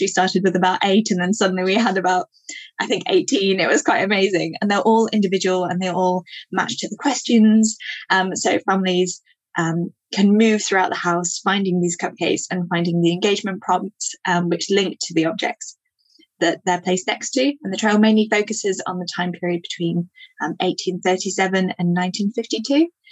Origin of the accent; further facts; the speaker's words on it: Yorkshire Dales, northern England, Yorkshire and the Humber, United Kingdom; I grew up in the Yorkshire Dales in northern England